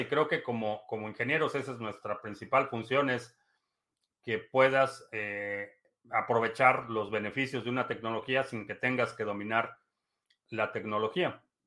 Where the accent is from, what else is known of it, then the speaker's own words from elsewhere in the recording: Peru; En mi país, Perú